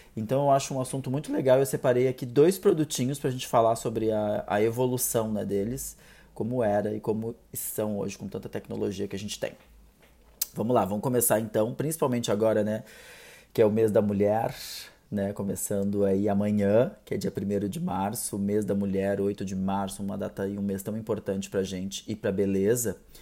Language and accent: Portuguese; South Region, Brazil; eu sou aqui do Sul